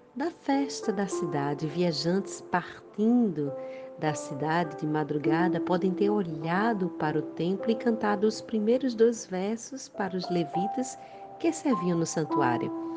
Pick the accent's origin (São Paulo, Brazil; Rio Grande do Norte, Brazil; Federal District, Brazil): Rio Grande do Norte, Brazil; sou do Rio Grande do Norte, Brasil